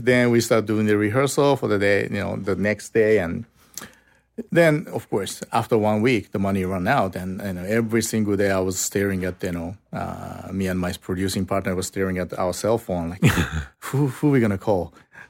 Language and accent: English; Osaka, Japan; So we had nowhere to go. So we went south to my hometown.